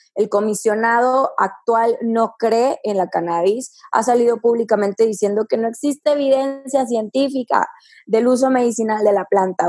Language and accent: Spanish; Sierra Tarahumara, Chihuahua, Mexico; la sierra tarahumara, que es de donde soy yo